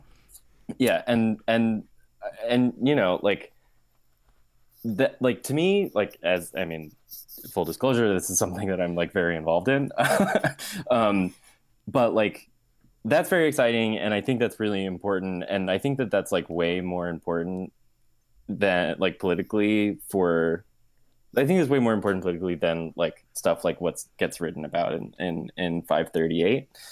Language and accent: English; New Jersey, United States; moved away as an adult; also born or lived in Ohio; now in New York, United States; I'm from New Jersey